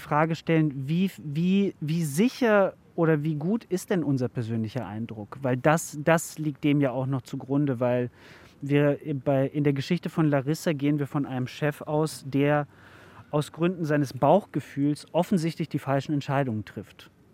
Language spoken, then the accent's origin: German; Germany; Bei uns in Deutschland